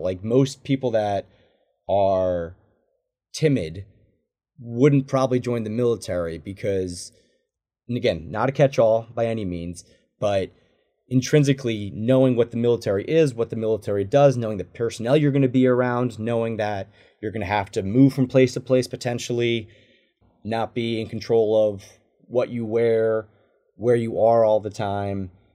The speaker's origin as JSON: {"language": "English", "region": "New Jersey", "country": "United States", "tie": "born or raised there", "also_born_or_lived": "San Diego", "moved": "as an adult", "said": "growing up in New Jersey"}